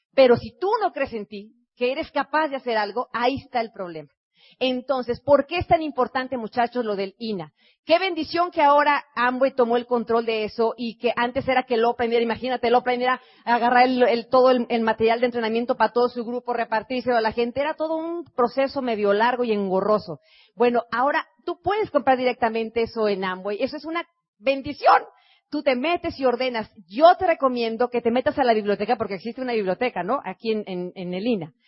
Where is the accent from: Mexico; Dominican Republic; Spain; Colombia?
Mexico